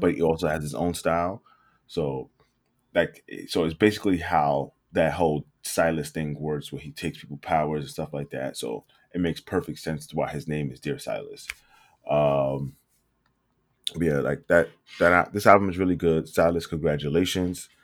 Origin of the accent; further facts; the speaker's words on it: New York City, New York, United States; moved away; when I was growing up in, growing up in New York, it didn't grow us up fast